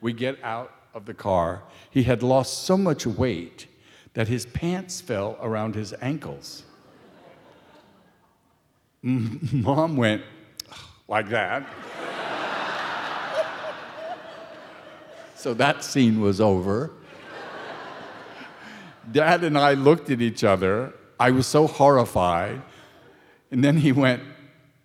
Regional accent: San Francisco, California, United States; moved away; also born or lived in Buffalo; I grew up in San Francisco

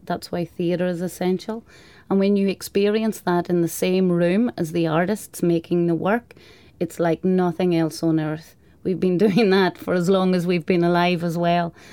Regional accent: Donegal, Ulster, Ireland; I'm from Donegal, and it's a very rural part of the country.

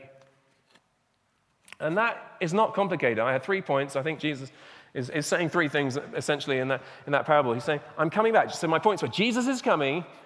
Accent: England, United Kingdom; also born or lived in Burundi; I'm speaking as an Englishman

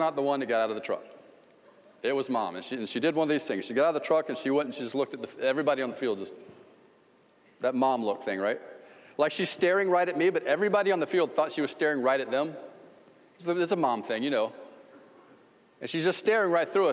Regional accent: Ocala, Florida, United States; Southeast 11th Street, little street in Ocala, Florida, and I grew up there.

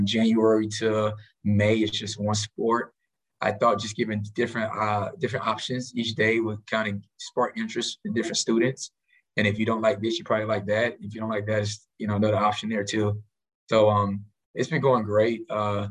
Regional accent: Miami, Florida, United States; moved away as an adult; now in Kansas City, United States; I'm originally from Miami, Florida

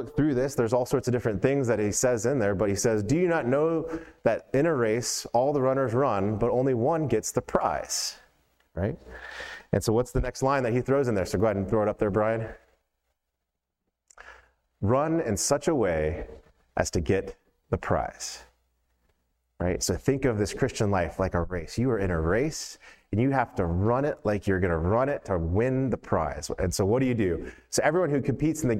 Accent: Atlanta, Georgia, United States; 1996 Olympics was in my hometown

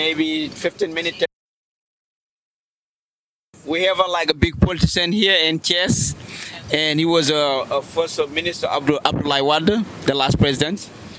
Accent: Saint-Louis, Senegal; now in Dakar, Senegal; Yeah, I mean, Saint Louis is a quiet.

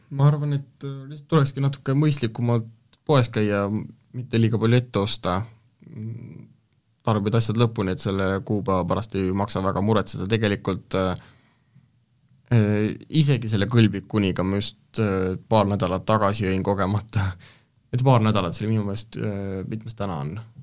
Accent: Estonia; ma olen maalt pärit

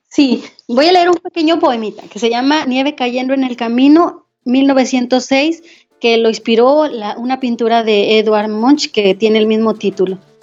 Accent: Saltillo, Coahuila, Mexico; crecí en Saltillo, Coahuila y ahí nací

